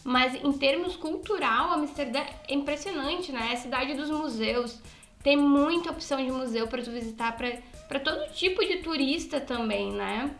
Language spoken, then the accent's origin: Portuguese; Brazil; nós, enquanto brasileiros